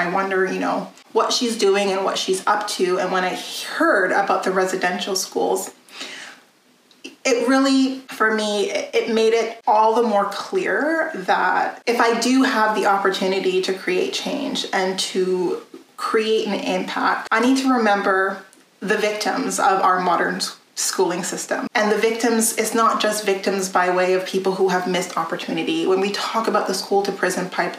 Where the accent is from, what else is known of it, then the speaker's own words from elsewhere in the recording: a very small French community, Alberta, Canada; moved away; also born or lived in Edmonton, Alberta / Ontario; I was born in Edmonton, Alberta, and raised in a very small French community before moving out to Ontario.